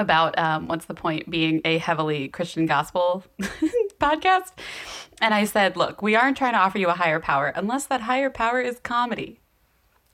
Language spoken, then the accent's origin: English; the South, United States; I'm from the South